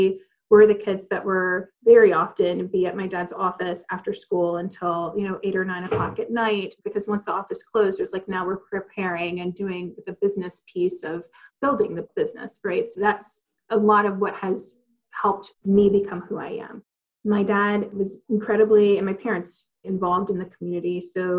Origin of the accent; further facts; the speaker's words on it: Athens, Georgia, United States; So I'm originally from Athens, Georgia, which is a college town in Georgia